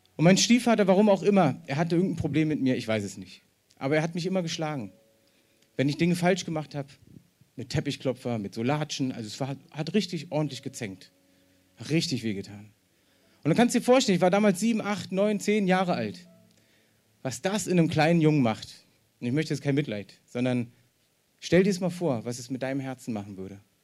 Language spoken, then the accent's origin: German; East Germany, Germany; ich bin ja selber Ossi